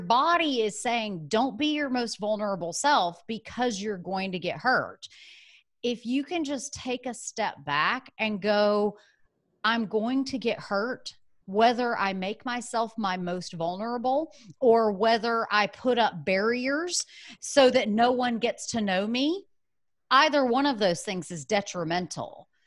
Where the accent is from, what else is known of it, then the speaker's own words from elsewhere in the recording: Birmingham, Alabama, United States; moved away as an adult; also born or lived in San Francisco; I was born in Birmingham, Alabama, went to school there, got my undergraduate degree